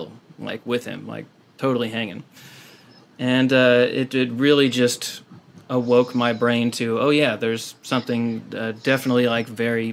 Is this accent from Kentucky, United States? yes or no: yes; Kentucky, United States; born or raised there; moved away as an adult; now in San Diego, United States